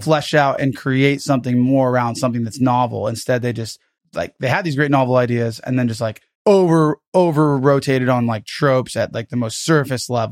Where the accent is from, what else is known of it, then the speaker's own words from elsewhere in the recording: United States; I'm American